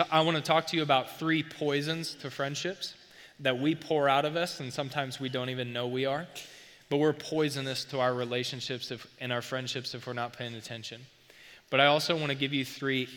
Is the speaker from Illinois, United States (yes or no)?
yes; St. Libory, Illinois, United States; I grew up in St. Laborie